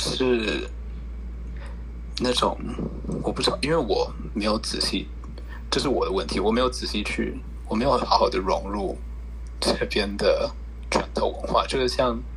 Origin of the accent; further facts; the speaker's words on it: Taiwan; now in United States; 我不知道是不是因为我在台湾当过兵，所以会觉得自己是台湾人，或是，或是因为我们家是台湾人，所以我觉得我我现在会说我是台湾人。